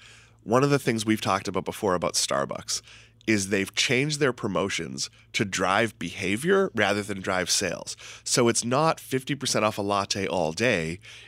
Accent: Massachusetts, United States; I'm from Massachusetts.

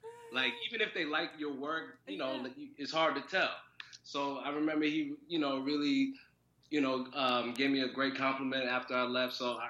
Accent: New York City, New York, United States; I'm born and raised in Brooklyn.

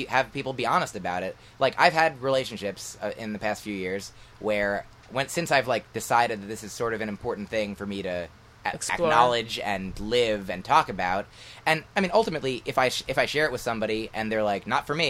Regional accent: New Jersey, United States; moved away as an adult; also born or lived in Boston; I grew up in New Jersey and then went to school in Boston

